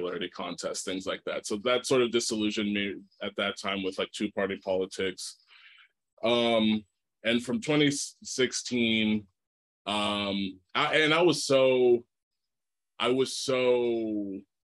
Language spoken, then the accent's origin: English; Texas, United States; I was raised in Texas